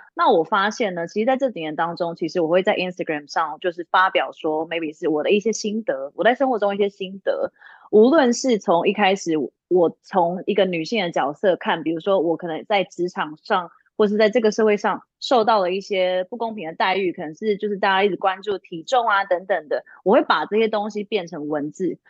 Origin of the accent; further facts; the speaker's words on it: Taiwan; moved away as an adult; now in Los Angeles, United States; 我来自台湾，但我现在目前是住在美国洛杉矶